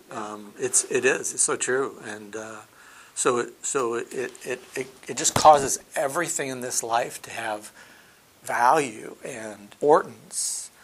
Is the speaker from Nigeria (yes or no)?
yes; Nigeria; I, I, was born and raised in Nigeria. My parents were missionaries, and I have been a believer most of my life.